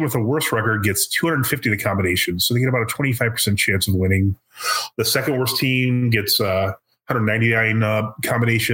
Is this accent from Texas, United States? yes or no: yes; Texas, United States; we're from Texas